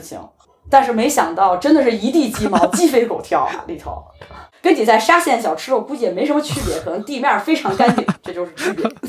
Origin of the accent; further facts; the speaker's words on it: China; also born or lived in Beijing; now in Copenhagen, Denmark; 我们中国人